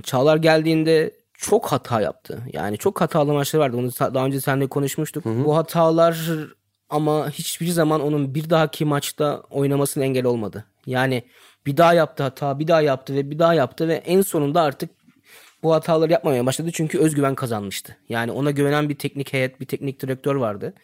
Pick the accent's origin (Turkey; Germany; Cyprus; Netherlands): Germany; burada doğdum, büyüdüm